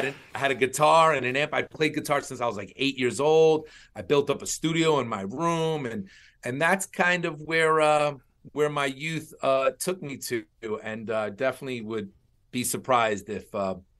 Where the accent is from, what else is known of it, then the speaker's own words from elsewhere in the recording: Long Island, New York, United States; I grew up in Long Island.